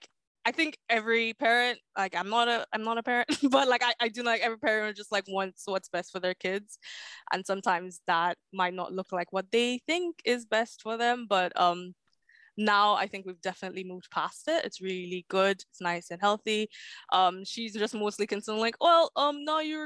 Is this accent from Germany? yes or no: no; St. Lucia; So I was born in St. Lucia, so in the Caribbean.